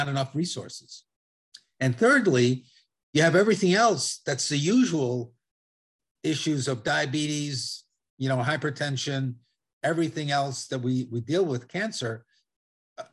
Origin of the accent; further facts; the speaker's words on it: Italy; accent: Italian; now in United States; I speak Spanish fluently with an Italian accent. I was born in Italy